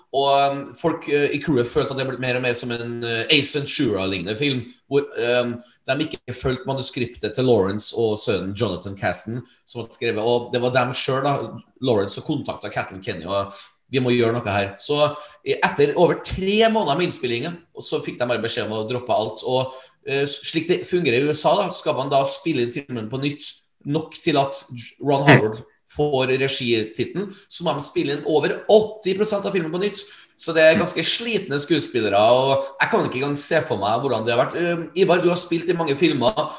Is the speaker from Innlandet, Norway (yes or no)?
no; Trøndelag, Norway; jeg som trønder